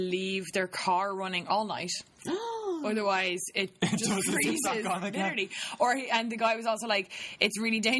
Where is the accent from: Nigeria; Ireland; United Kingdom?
Ireland; also born or lived in New York; as an Irish gal